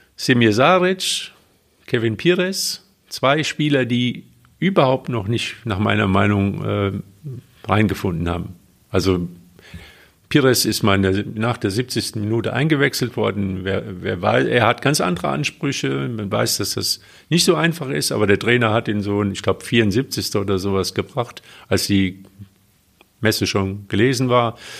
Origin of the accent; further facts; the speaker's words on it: Westerwald, Germany; moved away; also born or lived in Cologne; im schönen Westerwald in meiner Heimat